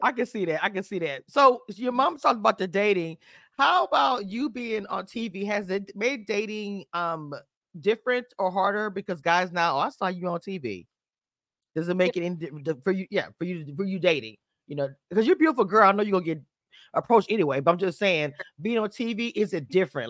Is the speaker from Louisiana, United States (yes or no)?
yes; Louisiana, United States; I'm from Louisiana